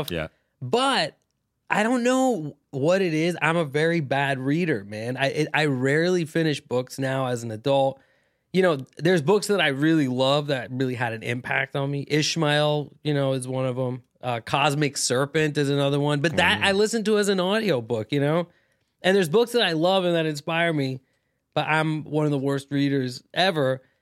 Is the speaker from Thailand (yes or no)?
yes; Thailand; but like um, you know, but in my family I'm Pakistani. I grew up in Thailand, right, uh, as an expat.